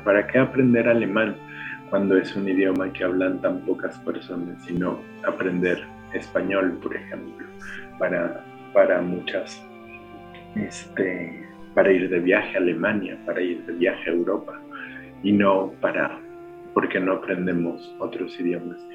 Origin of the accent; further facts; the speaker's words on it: Mexico City, Mexico; accent: chilango; first language Spanish; Mi lengua materna es el español y es el español chilango